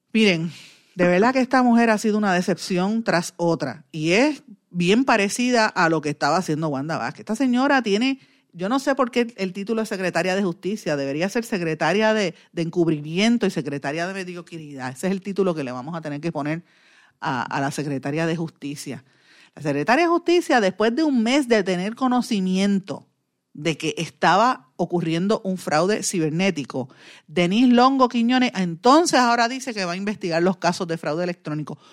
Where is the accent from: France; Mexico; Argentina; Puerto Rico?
Puerto Rico; nosotros como puertorriqueños